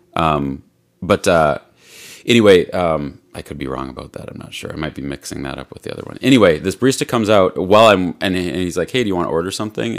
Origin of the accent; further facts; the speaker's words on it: Midwest, United States; we're from the Quad Cities